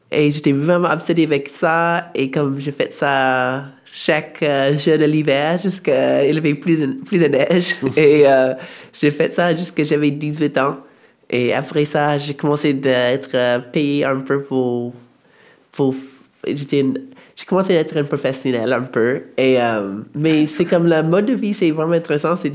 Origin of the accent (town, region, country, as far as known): Alaska, United States; born or raised there